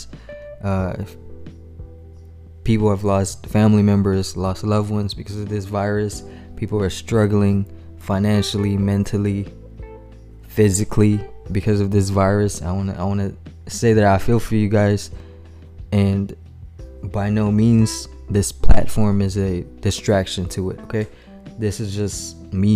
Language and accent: English; Manila, Metro Manila, Philippines; moved away as an adult; also born or lived in San Antonio, Texas / Austin, Texas; now in Houston, United States; Manila, Philippines, man. Shout out to y'all. Born and raised there, attended high school, graduated, and then I moved to U.S., to the States.